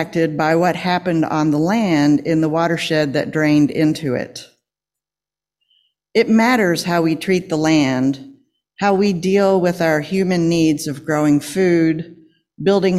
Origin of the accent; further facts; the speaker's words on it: Lexington, Kentucky, United States; I grew up in Lexington in the suburbs.